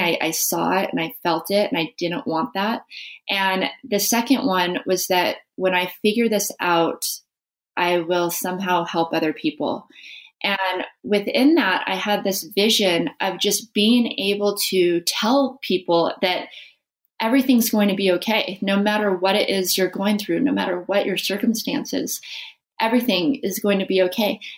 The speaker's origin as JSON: {"language": "English", "town": "Las Vegas", "region": "Nevada", "country": "United States", "tie": "born or raised there", "said": "I grew up in Las Vegas, which is not where you expect to see competitive snowboarder come from"}